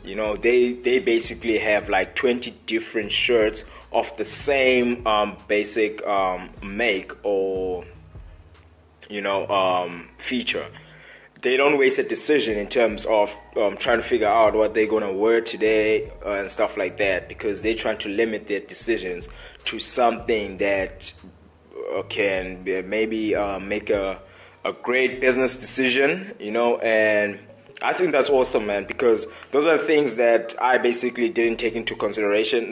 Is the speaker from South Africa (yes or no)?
yes; Port Elizabeth, Eastern Cape, South Africa; I'm a guy from Port Elizabeth. Port Elizabeth is just another small city that can be found in South Africa in the Eastern Cape